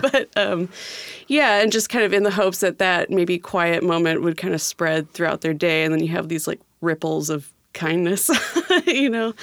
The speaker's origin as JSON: {"language": "English", "region": "California", "country": "United States", "also_born_or_lived": "Seattle, Washington", "moved": "as an adult", "lives_now": "Tacoma, United States", "said": "I'm from California, and I went to school for a few years there"}